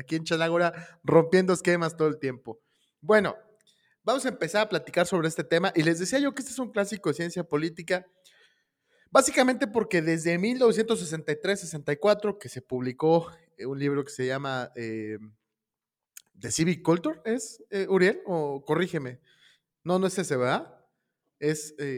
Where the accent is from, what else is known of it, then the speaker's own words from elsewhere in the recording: Mexico; somos los mexicanos